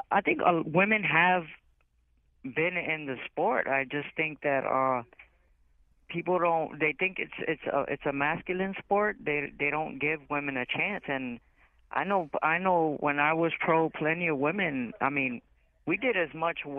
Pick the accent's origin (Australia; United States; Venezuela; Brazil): United States; Brooklyn, New York; moved away as an adult; also born or lived in Miami Beach; now in Hartford, United States; Well, originally I was brought up in Brooklyn, New York, during the bad times. I fought in the street a lot. I ended up in, at about 18, I ended up in Miami Beach trying to start a whole new life.